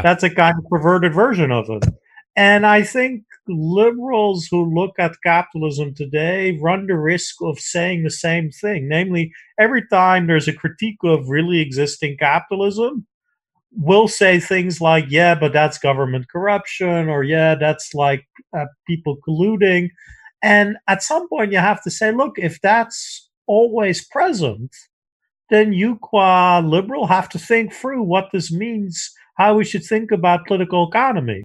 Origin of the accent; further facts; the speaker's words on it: Netherlands; moved away; I grew up in the Netherlands where we have a relatively uncorrupt civil service